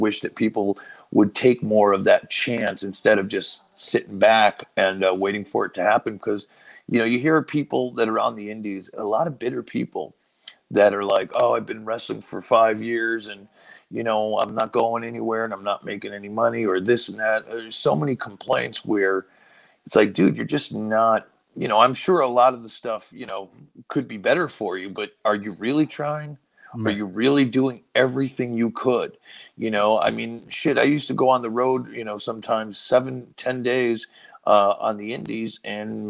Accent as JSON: {"language": "English", "region": "Connecticut", "country": "United States", "said": "I'm from Connecticut, like down, you know, down the road in New York or in Massachusetts."}